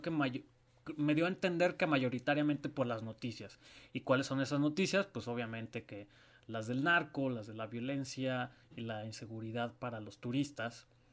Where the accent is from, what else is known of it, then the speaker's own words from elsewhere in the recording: Mexico City, Mexico; moved away as an adult; now in Guadalajara, Mexico; mi acta de nacimiento dice Guadalajara, Jalisco. Ah. Pero yo, crecí este, en la Ciudad de México